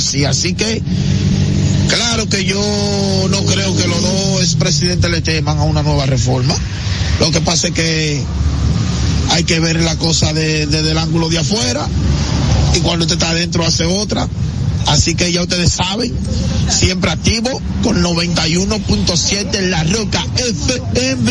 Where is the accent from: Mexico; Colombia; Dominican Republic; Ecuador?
Dominican Republic; nosotros somos dominicanos y sabemos cómo es